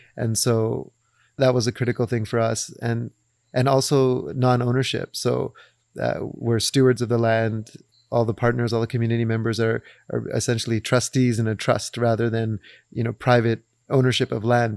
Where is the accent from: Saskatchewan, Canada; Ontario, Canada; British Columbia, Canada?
British Columbia, Canada; Vancouver; we come from Vancouver, but our parents are, uh, East African of Indian, Arab, Persian descent